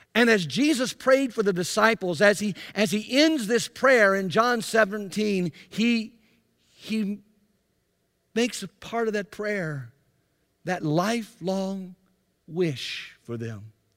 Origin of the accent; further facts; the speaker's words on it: Byram, Mississippi, United States; moved away; also born or lived in Anderson; I grew up in Jackson, Mississippi, actually in a little town called Byram, just to the south of Jackson